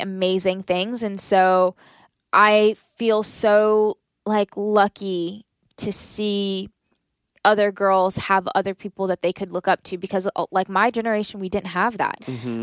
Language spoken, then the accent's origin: English; Southern Maryland, United States; I grew up in Southern Maryland